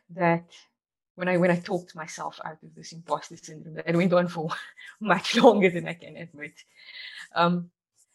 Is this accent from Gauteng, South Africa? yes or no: no; Cape Town, Western Cape, South Africa; I grew up in Athlone, Cape Town